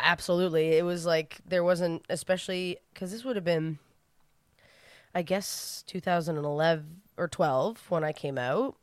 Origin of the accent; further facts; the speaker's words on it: New Brunswick, Canada; I'm from New Brunswick, where everyone I know came out when they moved to Toronto